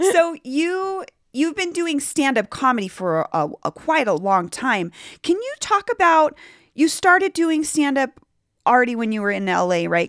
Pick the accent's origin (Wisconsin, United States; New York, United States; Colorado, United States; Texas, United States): Colorado, United States; Denver; we both grew up here